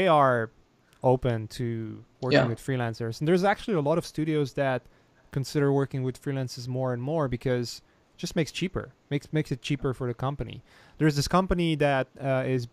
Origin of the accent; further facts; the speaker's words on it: Poland; moved away; I come from Poland